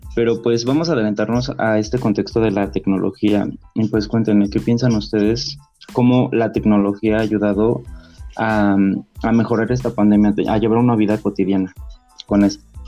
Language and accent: Spanish; Mexico; como mexicanos